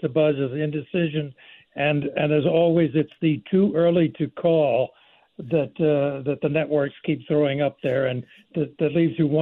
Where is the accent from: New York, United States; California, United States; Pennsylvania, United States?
Pennsylvania, United States; now in North Carolina, United States; my home state is Pennsylvania. Yeah. I live in North Carolina